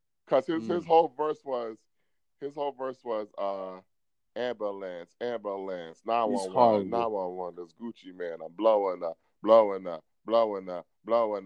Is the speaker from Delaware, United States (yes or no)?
no; New York City, New York, United States; as a New Yorker